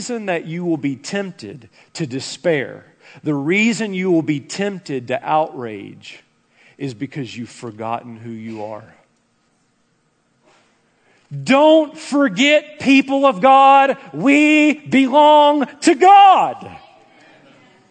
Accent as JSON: {"language": "English", "country": "United States", "said": "as an American"}